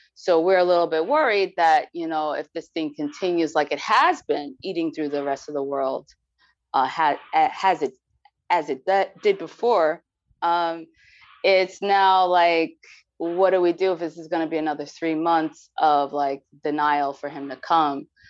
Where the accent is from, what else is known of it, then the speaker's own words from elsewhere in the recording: New York City, New York, United States; moved away; I'm from New York. New York City